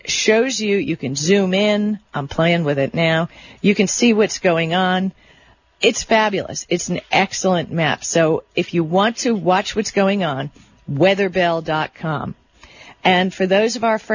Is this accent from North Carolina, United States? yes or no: no; Miami Beach, Florida, United States; I grew up on Miami Beach